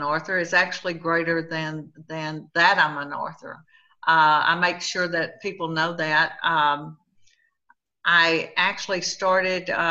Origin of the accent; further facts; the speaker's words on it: Hico, Texas, United States; now in Sweeny, United States; I am from Sweeney, Texas. I was born in a little town called Hyco, Texas, and I currently live about 30 miles from the Gulf